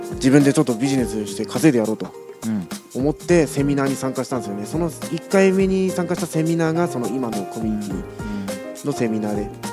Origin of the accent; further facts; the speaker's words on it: Iwate, Japan; now in Kyoto, Japan; 岩手出身